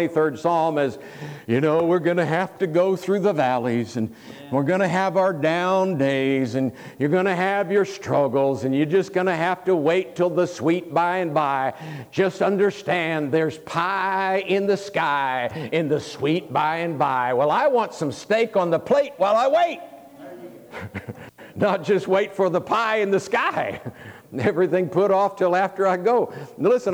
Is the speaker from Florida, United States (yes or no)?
yes; Tampa, Florida, United States; moved away as an adult; I was raised a Florida boy, born and raised in Tampa, Florida, lived there for 27 years